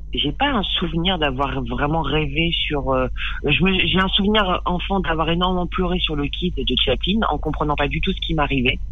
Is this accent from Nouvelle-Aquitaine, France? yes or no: yes; Périgueux, Nouvelle-Aquitaine, France; J'ai grandi euh, dans le Périgord, à Périgueux